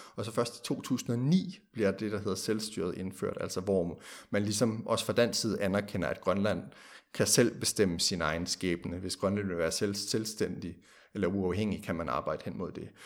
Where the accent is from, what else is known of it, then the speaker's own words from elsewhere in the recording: Denmark; vi som danskere